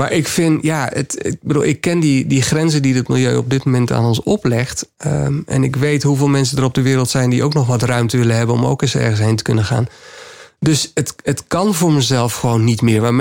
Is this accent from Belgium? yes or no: no; Suriname; born there; ik, ik, ben, ik ben in Suriname geboren, ben er nog wel twee keer terug geweest.